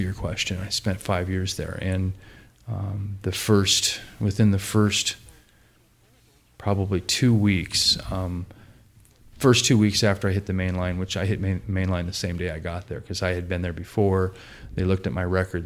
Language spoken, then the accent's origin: English; Portland, United States; I grew up in Portland, pretty normal upbringing, upper middle class family.